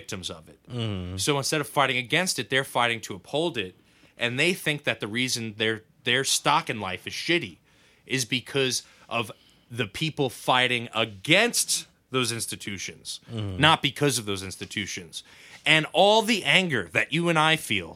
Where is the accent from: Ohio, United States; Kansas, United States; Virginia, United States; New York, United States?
New York, United States; New York City; I grew up in New York